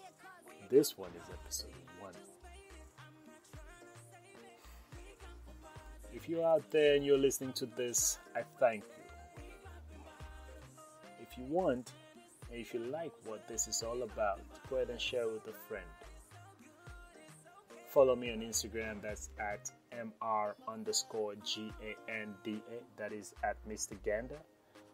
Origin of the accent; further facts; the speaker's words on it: Freetown, Sierra Leone; I was actually born and raised in Sierra Leone. So Freetown forever.